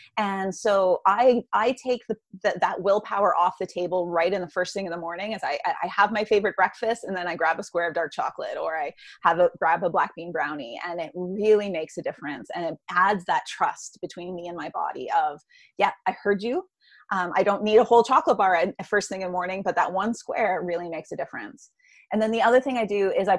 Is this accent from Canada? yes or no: yes; Canada; I'm Canadian